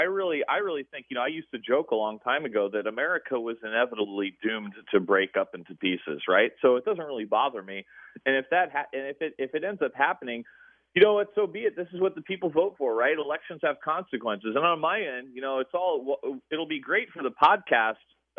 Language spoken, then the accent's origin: English; West Coast, United States; my parents were both from Jersey and New York City, but I was born and raised on the West Coast and grew up out here my whole life.